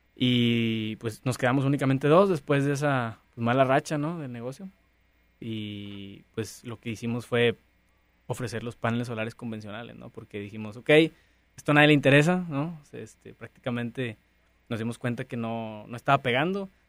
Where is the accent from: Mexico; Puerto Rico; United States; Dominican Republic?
Mexico